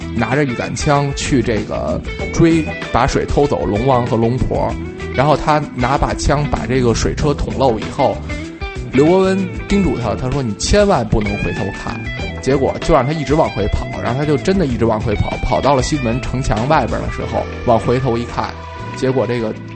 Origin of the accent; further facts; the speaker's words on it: Beijing, China; 我从小在那边上长大